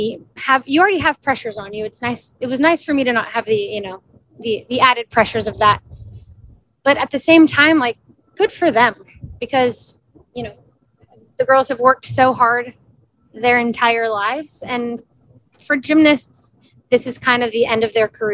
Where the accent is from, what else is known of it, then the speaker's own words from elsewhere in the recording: Houston, Texas, United States; moved away as an adult; also born or lived in Baton Rouge, Louisiana; I am a Texas native. I grew up in Houston